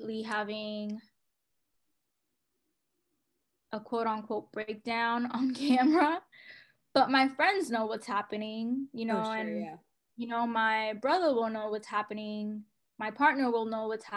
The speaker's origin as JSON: {"language": "English", "town": "New York City", "region": "New York", "country": "United States", "tie": "born or raised there", "said": "I grew up in New York City, have lived in the Bronx for, you know, most of my life, if not Harlem"}